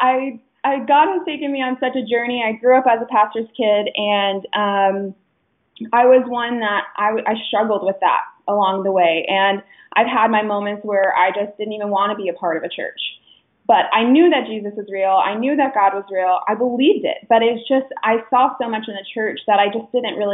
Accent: Phoenix, Arizona, United States; I am from Phoenix, Arizona. I love it here

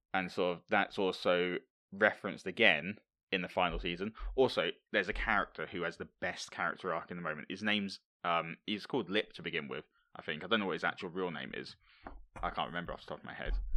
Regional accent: Hemel Hempstead, East of England, United Kingdom; It's actually filmed in my hometown

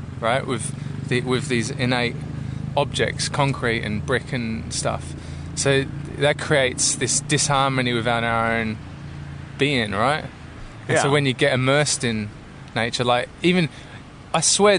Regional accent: London, United Kingdom; moved away; I grew up in London

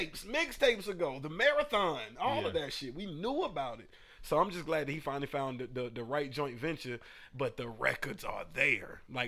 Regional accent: Atlanta, Georgia, United States; I'm from Atlanta.

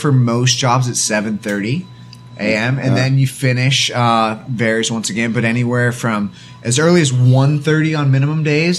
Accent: Lake Forest, California, United States; now in South Korea; I'm from a, I guess, somewhat small town called Lake Forest, California, which is in Orange County. It's about an hour south of L.A. and an hour north of San Diego.

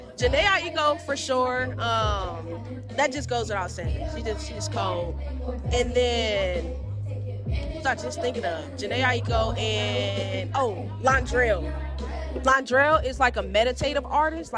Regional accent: Milwaukee, Wisconsin, United States; my hometown, from Milwaukee

